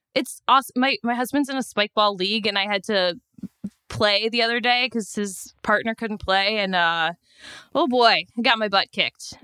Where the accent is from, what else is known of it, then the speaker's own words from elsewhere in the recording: Chicago, Illinois, United States; now in New York City, United States; I'm from Chicago